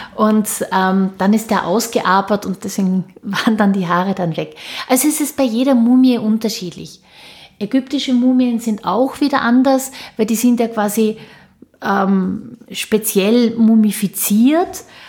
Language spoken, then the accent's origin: German; Austria; bei uns in Österreich